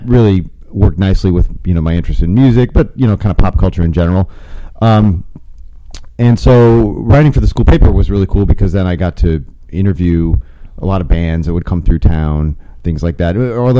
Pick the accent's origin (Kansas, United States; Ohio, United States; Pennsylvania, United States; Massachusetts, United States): Ohio, United States; Toledo; I remember, yeah, the radio in Toledo was very mainstream.